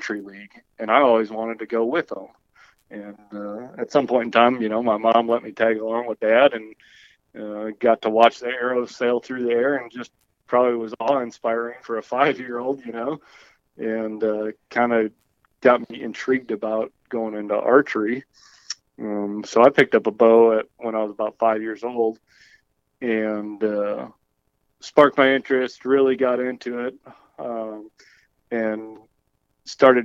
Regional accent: Green Bay, Wisconsin, United States; I'm from Green Bay, Wisconsin. And like you said, my parents owned an archery shop growing up

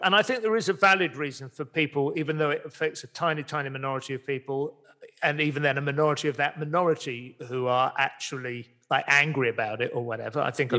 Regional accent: Dunstable, East of England, United Kingdom; born there; I was born in Dunstable and I went to revisit. Oh, at least my parents lived there when I was born.

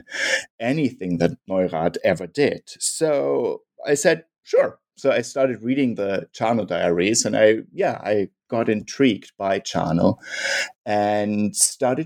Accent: Munich, Bavaria, Germany; I'm from Munich, Germany

